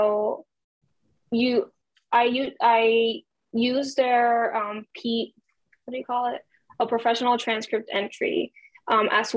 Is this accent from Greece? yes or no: no; Puerto Rico; English is a second language; I'm from Puerto Rico